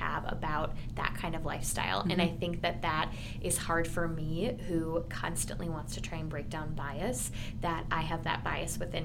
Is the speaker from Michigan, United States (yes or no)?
no; Owatonna, Minnesota, United States; now in Nebraska, United States; my hometown, I'm from Minnesota originally